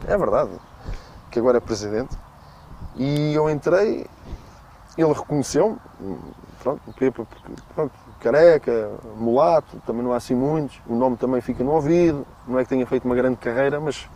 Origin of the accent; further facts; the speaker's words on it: Torres Novas, Centro, Portugal; eu nasci em Torres Novas